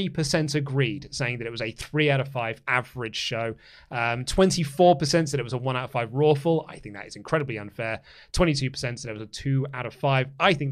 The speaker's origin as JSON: {"language": "English", "region": "Michigan", "country": "United States", "said": "Give me the mic! I'm from Michigan!"}